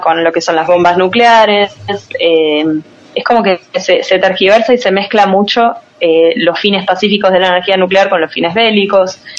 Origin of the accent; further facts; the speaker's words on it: Argentina; Nosotros hacemos lo que podemos en Argentina